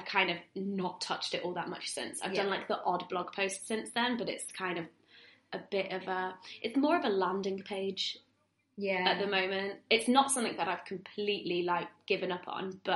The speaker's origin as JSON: {"language": "English", "town": "Manchester", "region": "North West England", "country": "United Kingdom", "also_born_or_lived": "Birmingham", "moved": "as an adult", "lives_now": "London, United Kingdom", "said": "I'm from Manchester, but I went to uni in Birmingham"}